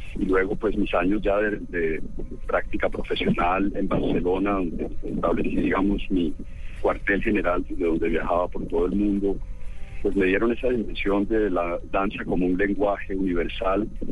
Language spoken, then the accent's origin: Spanish; Bogotá, Colombia; also born or lived in Medellín; now in Cartagena, Colombia; Yo nací en Medellín, me crié en Bogotá, pero mi familia es cartagenera.